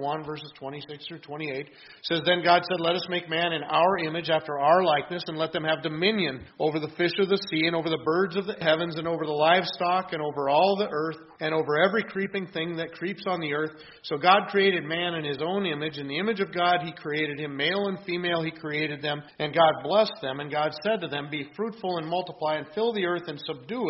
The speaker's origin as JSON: {"language": "English", "region": "Washington", "country": "United States", "tie": "born or raised there", "moved": "yes", "said": "where I grew up out in Washington State"}